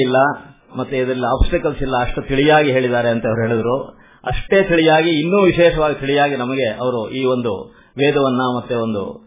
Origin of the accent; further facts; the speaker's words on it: D. V. Gundappa's town, Karnataka, India; ನಾವು D V ಗುಂಡಪ್ಪನವರು ಊರಿನವರೇ ಅವ್ರ school ಮುಂದೆನೆ ಓಡಾಡ್ತಾ ಇರ್ತೀವಿ